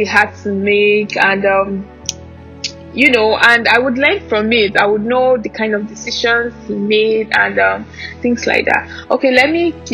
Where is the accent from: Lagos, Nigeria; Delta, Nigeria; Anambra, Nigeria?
Anambra, Nigeria; also born or lived in Ogun State; I'm from Anambra State. Yes, I'm Igbo, proudly Nigerian.